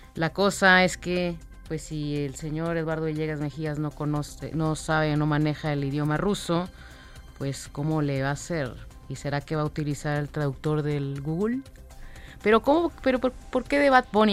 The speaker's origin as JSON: {"language": "Spanish", "town": "Monterrey", "region": "Nuevo León", "country": "Mexico", "said": "Yo de, la, de la ciudad que ya no se quiere hablar en este momento, de Monterrey. Monterrey y sus problemas de agua, de ahí soy."}